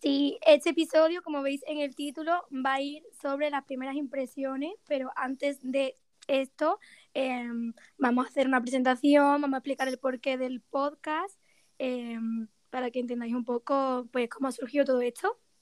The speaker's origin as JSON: {"language": "Spanish", "town": "Málaga", "region": "Andalusia", "country": "Spain", "lives_now": "Granada, Spain", "said": "soy de Málaga y actualmente vivo en Granada"}